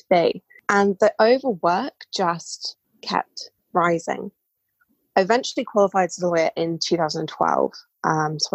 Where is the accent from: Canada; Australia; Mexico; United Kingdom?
United Kingdom; England; as you can tell probably from my voice, I'm British. I live in England